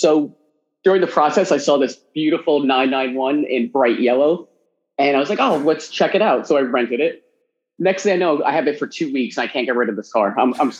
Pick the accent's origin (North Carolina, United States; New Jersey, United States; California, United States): New Jersey, United States; moved away as an adult; now in New York, United States; I grew up in New Jersey. So I grew up right outside of New York, about 45 minutes away.